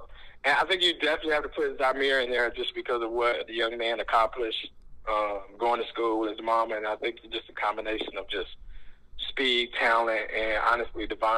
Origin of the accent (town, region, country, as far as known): Laurinburg, North Carolina, United States; born or raised there